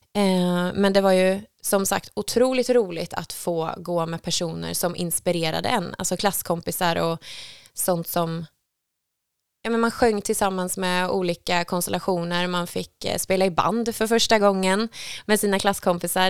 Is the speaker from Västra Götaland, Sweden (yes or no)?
yes; Skövde, Västra Götaland, Sweden; Jag är uppväxt i Skövde